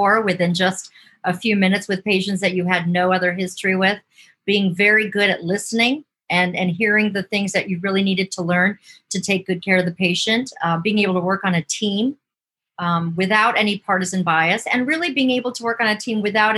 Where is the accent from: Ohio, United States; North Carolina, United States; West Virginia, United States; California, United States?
Ohio, United States; Cleveland; also born or lived in Michigan; So I grew up in Ohio on the west side of Cleveland in a small little working class suburb.